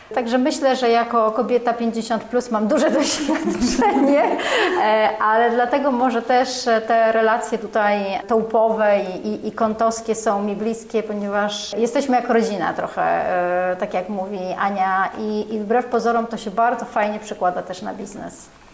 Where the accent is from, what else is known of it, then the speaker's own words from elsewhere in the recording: Warsaw, Masovian Voivodeship, Poland; Ja jestem warszawianką, e, tak. jestem, ale czuję się z krwi kości, e, tak. Tu się, w Warszawie się urodziłam